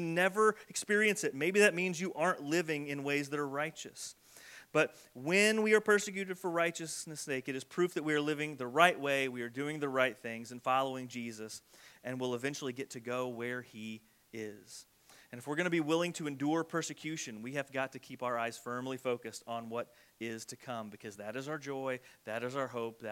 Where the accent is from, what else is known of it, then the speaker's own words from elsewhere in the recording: United States; soft American Christians